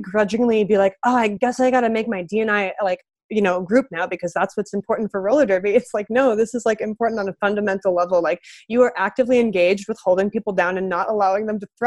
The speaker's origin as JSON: {"language": "English", "region": "Midwest", "country": "United States", "moved": "yes", "lives_now": "Los Angeles, United States", "said": "I'm from the Midwest, so like this doesn't look the same back home as it does out here now that I'm in Los Angeles"}